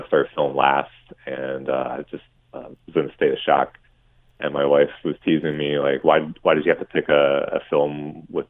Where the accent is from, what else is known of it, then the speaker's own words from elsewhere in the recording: Hamilton, Ontario, Canada; also born or lived in Ancaster / Toronto; I was born in Hamilton and McMaster and lived in Westdale. And then I went to Central Public School in downtown Hamilton